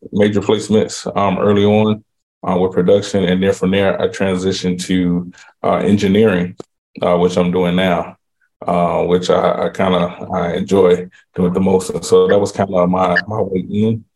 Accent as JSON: {"language": "English", "town": "Chicago", "region": "Illinois", "country": "United States", "moved": "yes", "lives_now": "Miami, United States", "said": "based right now in Miami, originally from Chicago, Illinois"}